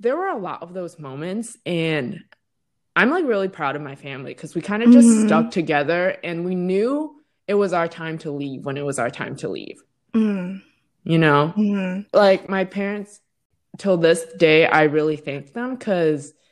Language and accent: English; Vermont, United States; also born or lived in Massachusetts; I was born in Massachusetts and then my family moved to Vermont at a very, very young age.